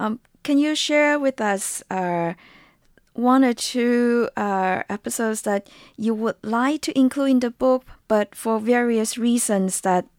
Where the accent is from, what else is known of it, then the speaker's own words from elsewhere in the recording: southern China, China; I grew up in South China.